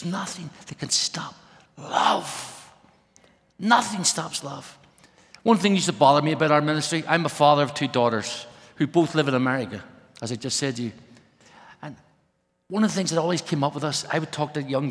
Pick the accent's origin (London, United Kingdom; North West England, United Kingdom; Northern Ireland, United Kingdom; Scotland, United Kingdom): Northern Ireland, United Kingdom; Belfast; now in Brussels, Belgium; I was brought up in Ireland, Belfast